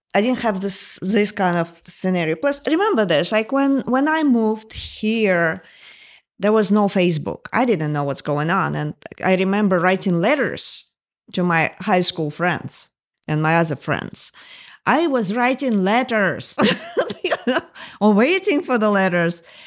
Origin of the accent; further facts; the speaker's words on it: Moscow, Russia; English is a second language; moved away as an adult; also born or lived in Northern Virginia, United States; now in United States; when I was growing up in the Soviet Union